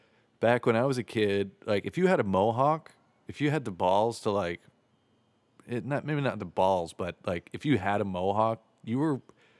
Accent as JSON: {"language": "English", "town": "Ozona", "region": "Florida", "country": "United States", "tie": "born or raised there", "said": "I grew up in Ozona, Florida, which is like right near Clearwater"}